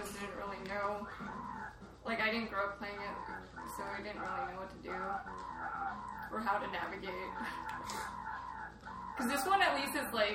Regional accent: San Jose, California, United States; I'm from San Jose

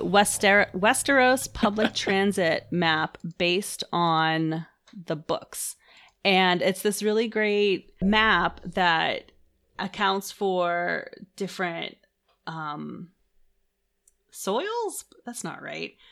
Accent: Pittsburgh, Pennsylvania, United States; I'm from Pittsburgh and we don't really have a public transit system

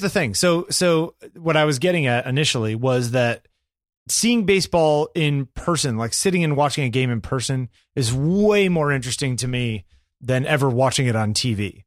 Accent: New York, United States; I was from New York

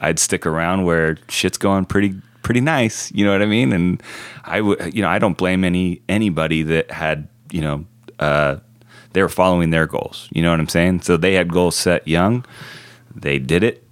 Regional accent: Oceanside, California, United States; we grew up in Oceanside

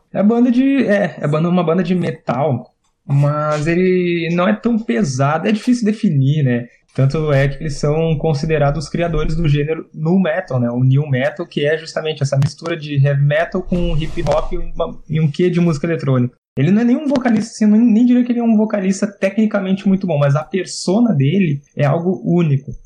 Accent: Rio Grande do Sul, Brazil; nós aqui somos do Rio Grande do Sul

